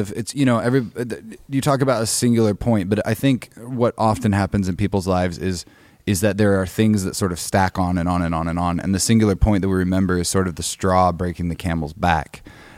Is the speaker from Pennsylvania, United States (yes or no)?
no; Bellingham, Washington, United States; moved back up to Bellingham, Washington, my hometown